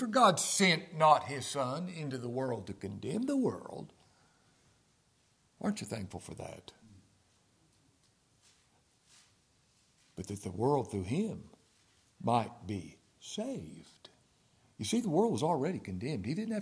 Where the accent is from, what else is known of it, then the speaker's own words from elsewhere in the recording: Ashland, Kentucky, United States; I'm from Ashland, Kentucky